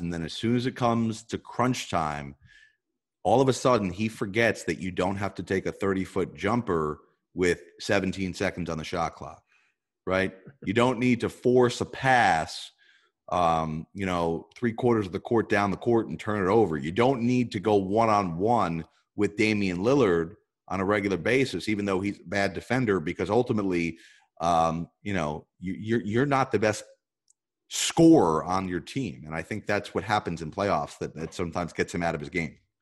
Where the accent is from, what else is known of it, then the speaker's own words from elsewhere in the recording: New Jersey, United States; growing up in North Jersey